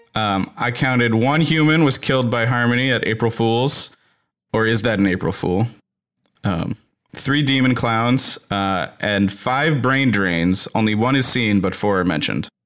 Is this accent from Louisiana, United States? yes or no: yes; New Orleans, Louisiana, United States; born or raised there